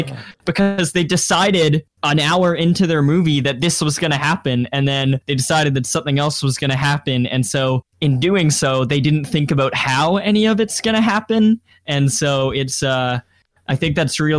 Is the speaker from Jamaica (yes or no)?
no; Canada; we're Canadian